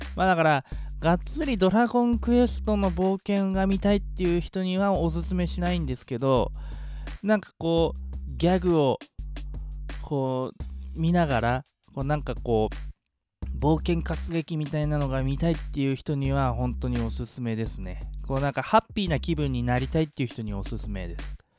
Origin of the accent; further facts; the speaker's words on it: Yokohama, Kanagawa, Japan; イソゴは自分の地元なんでね